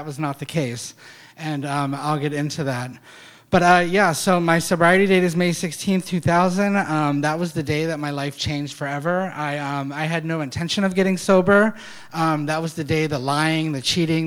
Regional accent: Pasadena, Maryland, United States; also born or lived in Alameda; now in San Francisco, United States; I grew up in Pasadena, Maryland, and I just never felt like I was supposed to be there

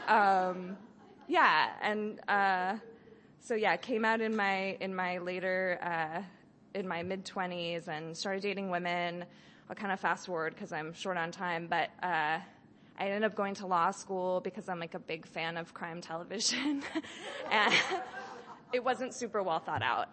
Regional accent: Berkeley, California, United States; I grew up in Berkeley

